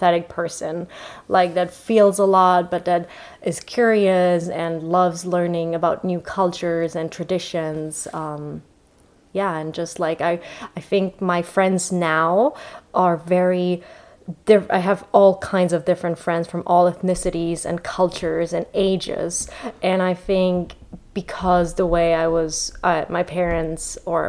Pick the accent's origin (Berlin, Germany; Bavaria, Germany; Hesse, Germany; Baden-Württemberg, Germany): Hesse, Germany; Frankfurt; born or raised there; English is a second language; moved away as an adult; now in Los Angeles, United States